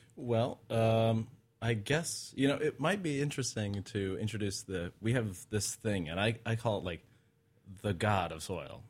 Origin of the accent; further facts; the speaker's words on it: Utah, United States; I grew up in Utah.